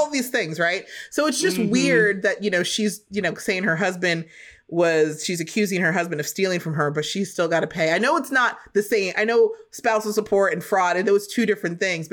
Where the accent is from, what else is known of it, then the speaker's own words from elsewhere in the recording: Virginia, United States; moved away; also born or lived in New York; growing up in Virginia